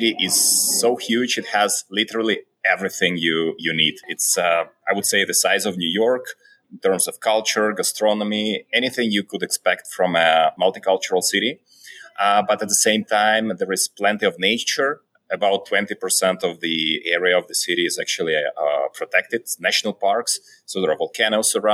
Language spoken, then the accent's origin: English; Belarus; now in Mexico City, Mexico; I'm originally from Belarus. I've been living in several countries before.